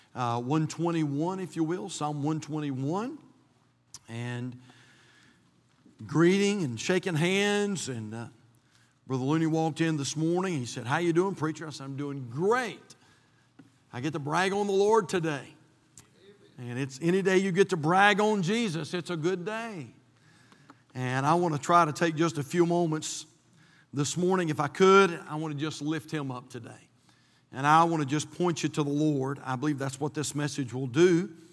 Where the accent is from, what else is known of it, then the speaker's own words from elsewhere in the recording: North Carolina, United States; we're from North Carolina, not from Israel